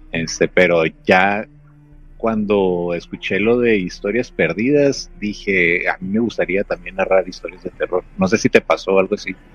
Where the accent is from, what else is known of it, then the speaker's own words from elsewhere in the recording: Mexicali, Baja California, Mexico; now in United States; Yo estoy ahorita eh, por cuestiones de trabajo aquí este, en Blight, es una ciudad aquí en California, este, pero soy originario de Mexicali.